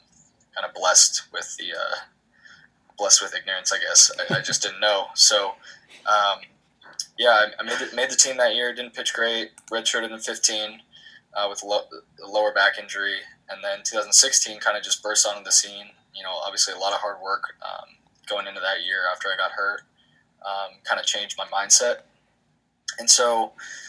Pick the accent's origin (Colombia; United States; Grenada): United States; Bay Area, just north of San Francisco, California; I'm from the Bay Area, just north of San Francisco